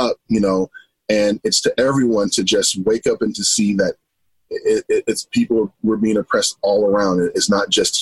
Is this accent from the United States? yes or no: yes; Los Angeles, California, United States; moved away as an adult; now in Idaho, United States; I am originally from Los Angeles, California. And growing up